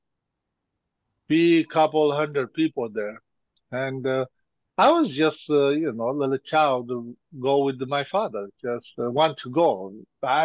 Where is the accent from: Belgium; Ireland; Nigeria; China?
China; Golok, Tibet, Qinghai; I was born and grew up there